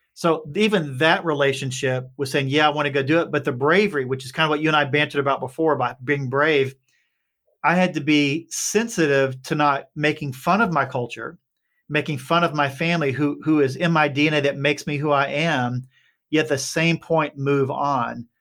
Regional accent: Appalachia, Kentucky, United States; I grew up on a holler in Kentucky

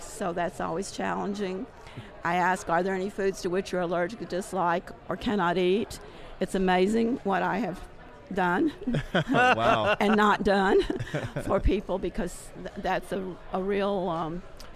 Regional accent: Rugby, Tennessee, United States; I'm from Rugby, Tennessee. I was born and raised there.

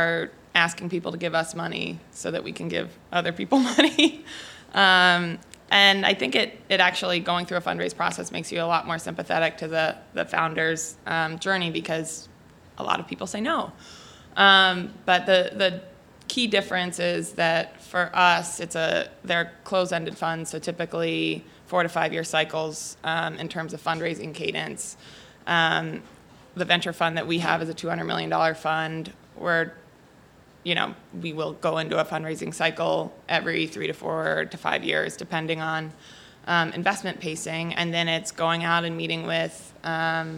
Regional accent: Pittsburgh, Pennsylvania, United States; also born or lived in Stanford, California; I grew up in Pittsburgh, and then I went out to school on the West Coast at Stanford

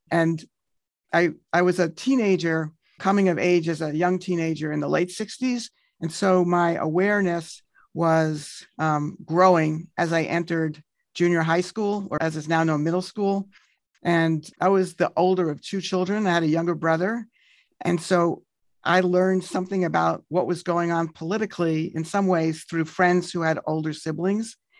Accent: New York City, New York, United States; I grew up in Kew Gardens for my first eighteen years

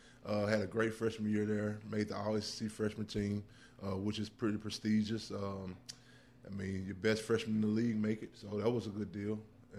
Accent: Jackson, Mississippi, United States; I'm a Jackson native, born and raised in Jackson. Love the city of Jackson with all my heart.

